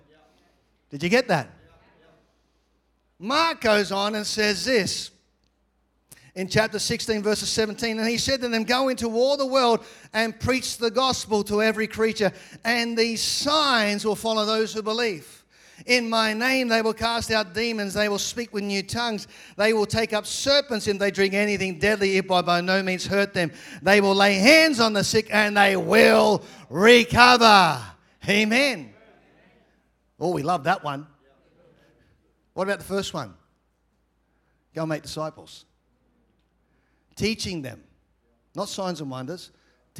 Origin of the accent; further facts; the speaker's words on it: Australia; I'm from Australia.